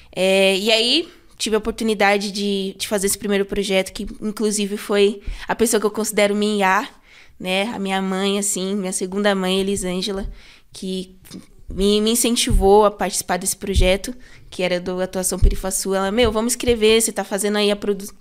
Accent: São Paulo, Brazil; eu sempre fui da Sul. É, eu nasci é, ali no Santo Eduardo, ali região do Santo Eduardo.

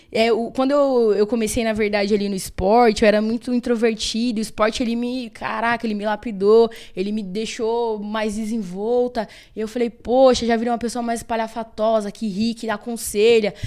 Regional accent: São Paulo, Brazil; sou nascida e criada no Capão

